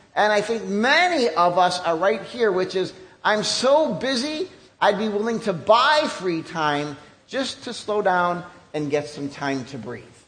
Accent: United States; even as an American

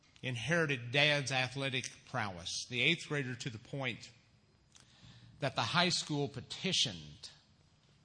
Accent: Missouri, United States; moved away as an adult; also born or lived in Bellevue, Nebraska; now in Illinois, United States; My senior year in high school, back in my home state of Missouri

